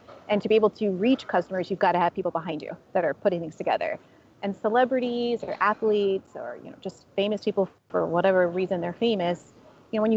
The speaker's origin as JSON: {"language": "English", "town": "San Jose", "region": "California", "country": "United States", "tie": "born or raised there", "lives_now": "San Francisco, United States", "said": "I'm originally from San Jose. I moved to San Francisco in 2001"}